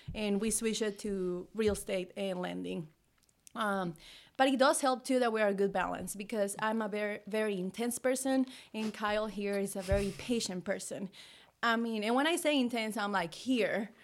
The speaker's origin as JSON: {"language": "English", "country": "Mexico", "moved": "as an adult", "lives_now": "United States", "said": "I'm from Mexico, you know, and I moved here when I was eighteen"}